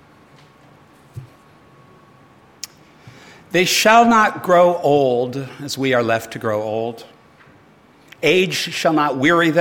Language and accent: English; United States; now in Australia; as an American